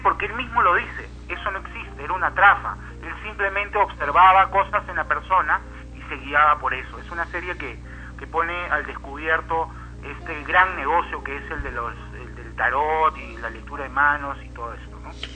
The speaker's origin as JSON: {"language": "Spanish", "country": "Peru", "said": "como peruanos"}